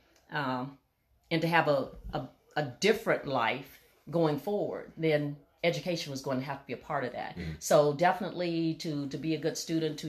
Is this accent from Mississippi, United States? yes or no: yes; Natchez, Mississippi, United States; I grew up in Natchez, Mississippi, which is in extreme southwest Mississippi